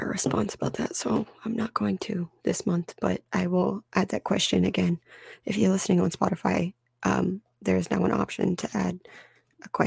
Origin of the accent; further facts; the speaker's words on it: United States; as an American citizen